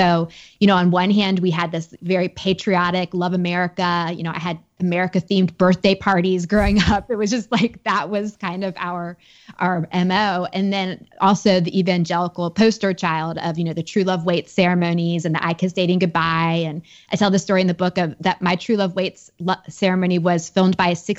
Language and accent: English; United States; I was raised just outside Washington, D.C. in a very political family.